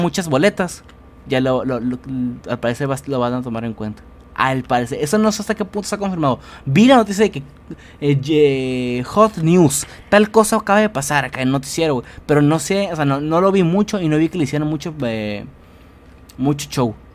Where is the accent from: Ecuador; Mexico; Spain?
Mexico; como mexicano